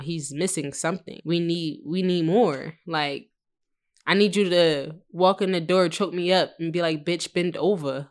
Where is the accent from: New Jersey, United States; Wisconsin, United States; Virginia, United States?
New Jersey, United States; moved away as an adult; also born or lived in Philadelphia, Pennsylvania; I'm from Philly, but I originated from Jersey